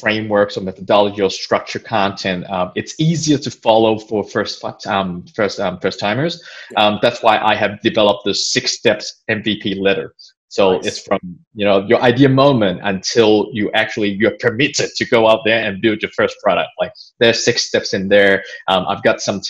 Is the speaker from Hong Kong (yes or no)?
yes; Hong Kong; now in Australia; I was born in Hong Kong and came to Australia 20 something years ago